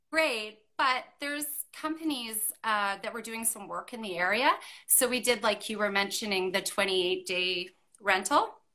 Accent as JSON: {"language": "English", "area": "Okanagan Valley", "region": "British Columbia", "country": "Canada", "tie": "born or raised there", "moved": "yes", "said": "where I grew up in the Okanagan Valley"}